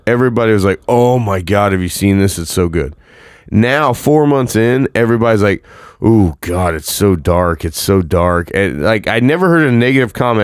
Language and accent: English; Indianapolis, Indiana, United States; I'm from Indy